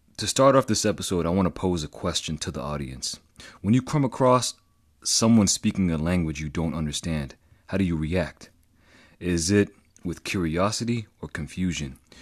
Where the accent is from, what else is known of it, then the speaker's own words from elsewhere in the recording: East Coast, United States; I'm from the East Coast